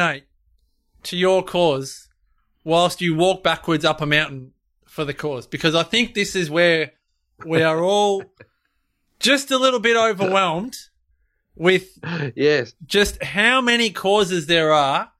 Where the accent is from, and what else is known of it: Australia